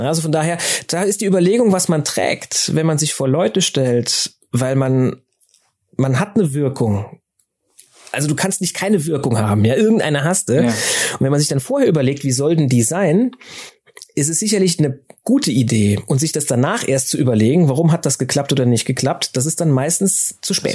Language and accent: German; Saarland, Germany; ich bin ja im Saarland groß geworden